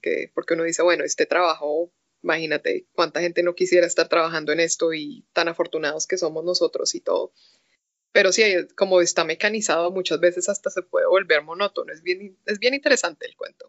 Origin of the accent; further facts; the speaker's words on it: Colombia; moved away; fui por primera vez invitada a una convención en Colombia. Chistoso que me invitaron a una convención de donde soy